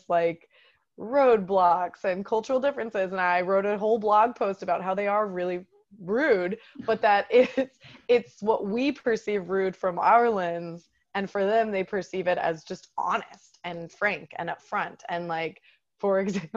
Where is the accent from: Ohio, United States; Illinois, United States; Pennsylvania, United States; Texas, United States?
Texas, United States; moved away as an adult; also born or lived in France; I'm from freaking Texas